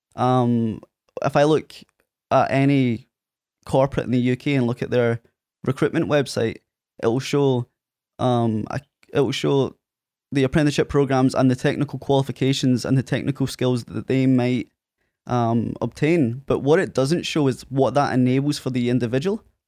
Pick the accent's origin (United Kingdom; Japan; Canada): United Kingdom; Prestwick, Scotland; accent: Scottish; also born or lived in Ayr; Presswick, my hometown where Craig's from, uh, and explained it was on the west coast of Scotland